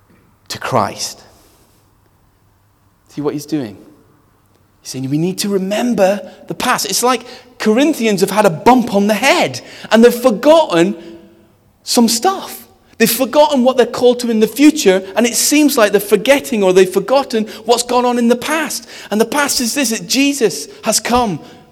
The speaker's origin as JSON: {"language": "English", "country": "India", "tie": "born or raised there", "said": "Some of you know I grew up in India, and that's why I named my daughter India."}